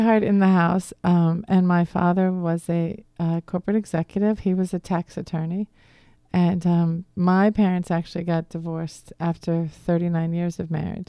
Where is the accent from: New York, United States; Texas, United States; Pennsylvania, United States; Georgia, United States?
Pennsylvania, United States; Wayne; accent: Boston; moved away as an adult; also born or lived in Massachusetts; I grew up in the Philadelphia area. I um, lived in Wayne, and I went to Archbishop Carroll over in Radnor